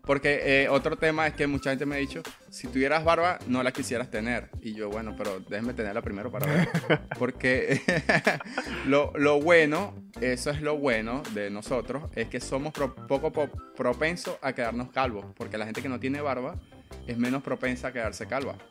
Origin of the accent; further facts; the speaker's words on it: Coro, Falcón, Venezuela; Yo soy de coro.